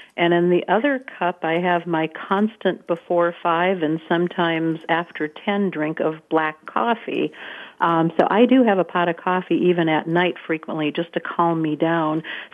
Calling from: Rhode Island, United States; I'm actually calling from Rhode Island, so the smallest state

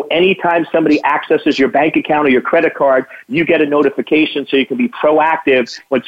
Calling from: Virginia, United States; I am calling from Northern Virginia.

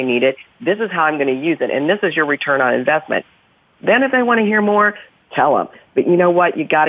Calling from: New York City, New York, United States; Well, I'm in New York City, Bonnie, as usual

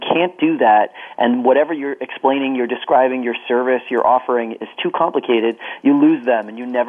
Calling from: New Jersey, United States; I am calling from my home office in New Jersey

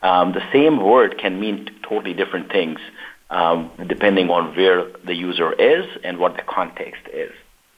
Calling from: San Ramon, California, United States; So I am dialing in from San Ramon, California, which is 45 minutes north of where Naeem is and 45 minutes east of San Francisco.

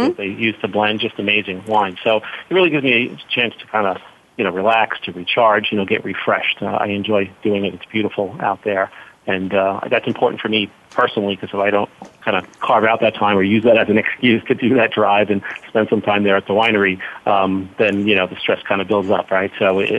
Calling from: Long Island, New York, United States; I'm calling from Long Island, New York, so it's about 12:15 or so.

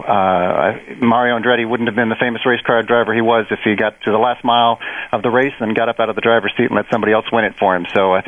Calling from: District of Columbia, United States; Just outside of Washington, D.C.

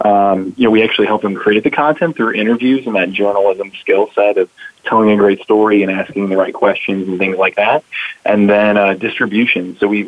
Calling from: St. Louis, Missouri, United States; I'm calling from St. Louis, Missouri today.

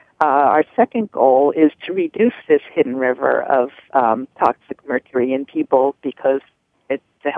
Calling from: Sharon, Massachusetts, United States; Sharon, Massachusetts.

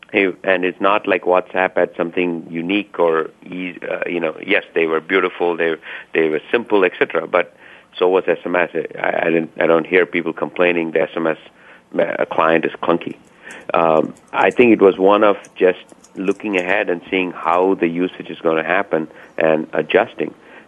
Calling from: Seattle, Washington, United States; I'm calling from Seattle, Washington

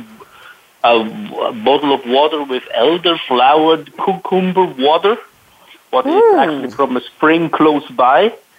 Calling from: Vienna, Austria; Right now, I'm calling from Vienna, one of the most livable city in the world

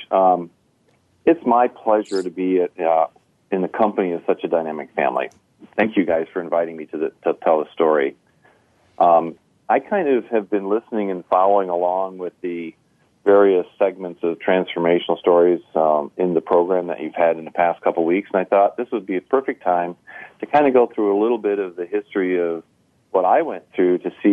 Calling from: Crown Point, Indiana, United States; We're calling you from Northwest Indiana, just outside the Chicagoland area, in a town called Crown Point.

